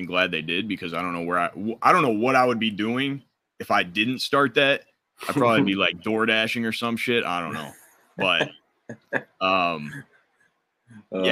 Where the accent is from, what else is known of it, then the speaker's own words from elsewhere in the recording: Detroit, Michigan, United States; I'm from Detroit, Michigan